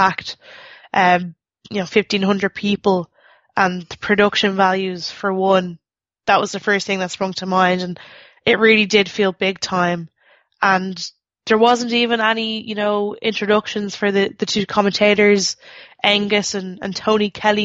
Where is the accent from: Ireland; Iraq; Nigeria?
Ireland; I'm Irish